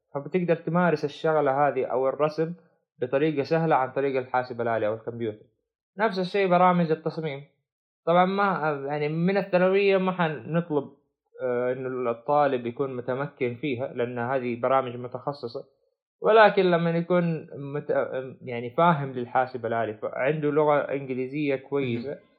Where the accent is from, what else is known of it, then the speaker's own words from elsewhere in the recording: Saudi Arabia; عندنا في السعودية